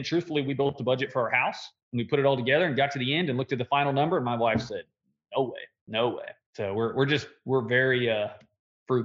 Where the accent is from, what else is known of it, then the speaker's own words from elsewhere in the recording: De Soto, Kansas, United States; I actually live in DeSoto, Kansas. I'm 15 minutes from Lawrence, 15 minutes from Overland Park, 15 minutes from Olathe, 15 minutes from Shawnee. So there's a lot of workforce around us. Our hometown, there's nothing around here